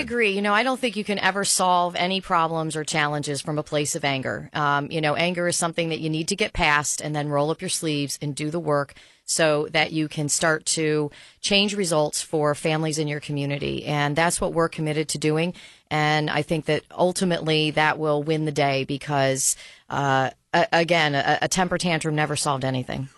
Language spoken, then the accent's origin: English; Albany, New York, United States; a fierce defender of my hometown and of a city that is a city of neighborhoods